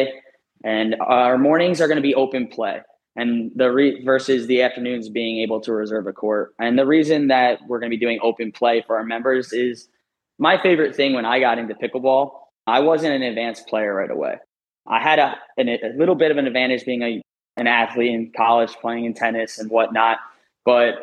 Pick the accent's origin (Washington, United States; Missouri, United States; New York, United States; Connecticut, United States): New York, United States; moved away; being a former northerner, I'm from New York